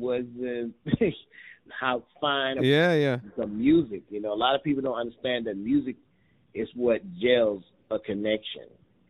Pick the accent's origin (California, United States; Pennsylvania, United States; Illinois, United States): Illinois, United States; East St. Louis; also born or lived in Ghana; I was born in Ghana, raised in East St. Louis. I come from a family of drummers on both sides.